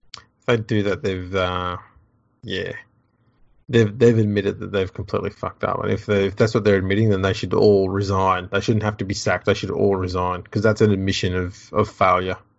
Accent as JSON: {"language": "English", "country": "Australia", "tie": "born or raised there", "said": "I lived in Australia"}